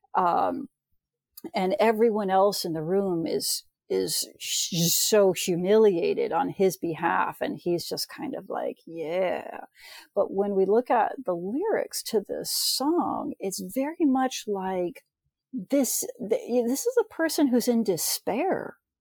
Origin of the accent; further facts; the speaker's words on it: United States; I'm from the States